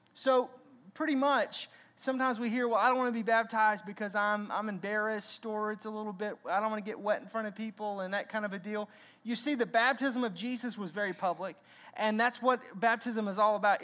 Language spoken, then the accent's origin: English; Arkansas, United States; I grew up in Arkansas